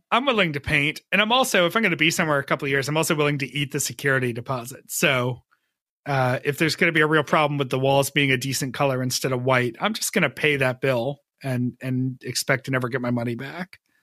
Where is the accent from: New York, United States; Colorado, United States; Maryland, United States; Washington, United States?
New York, United States; Western; my hometown, Western New York